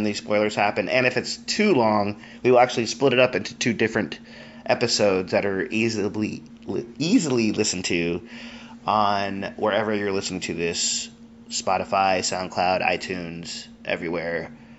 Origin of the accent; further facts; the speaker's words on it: Colombia; moved away; I'm Colombian. I'm Colombian